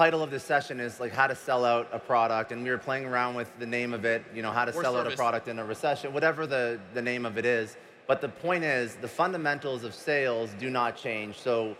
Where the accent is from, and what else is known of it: Boston, Massachusetts, United States